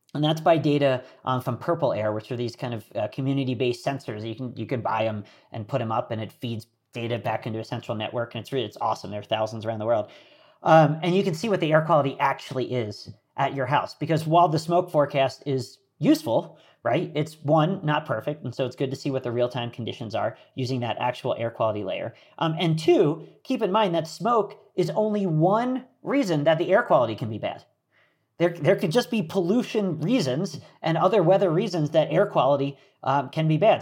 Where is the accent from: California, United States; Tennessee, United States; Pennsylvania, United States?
Pennsylvania, United States; Philadelphia; moved away; I grew up outside of Philadelphia